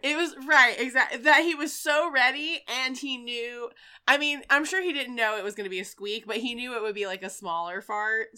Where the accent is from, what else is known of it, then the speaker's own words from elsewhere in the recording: Wilmington, North Carolina, United States; my hometown of Wilmington, North Carolina.